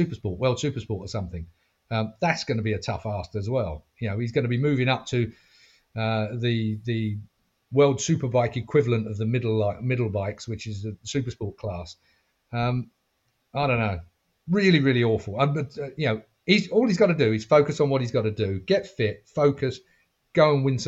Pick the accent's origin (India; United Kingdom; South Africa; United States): United Kingdom; as a Brit